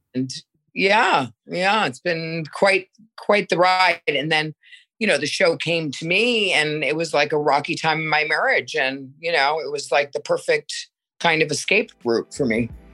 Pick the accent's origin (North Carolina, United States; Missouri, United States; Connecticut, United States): Connecticut, United States; also born or lived in Milan, Italy; now in New York, United States; I am from Connecticut. I grew up in Connecticut, but I'm living in New York now